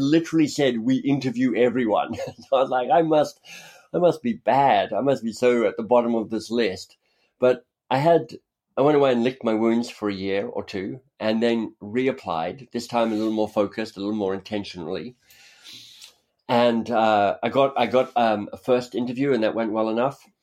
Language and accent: English; Canberra, Australian Capital Territory, Australia; moved away as an adult; also born or lived in Oxford, United Kingdom; now in Toronto, Canada; I grew up in Australia. I was born in Australia.